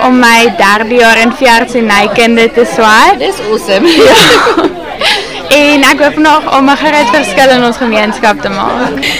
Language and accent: Afrikaans; Henley on Klip, Gauteng, South Africa; ek kom van Henlian Klip af